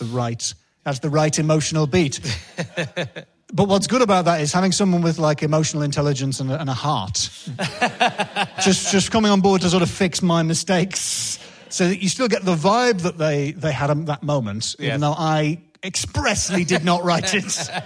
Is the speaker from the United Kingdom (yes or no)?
yes; Northern England, United Kingdom; I'm quite an emotionally repressed English, northern man. I'm half Scottish.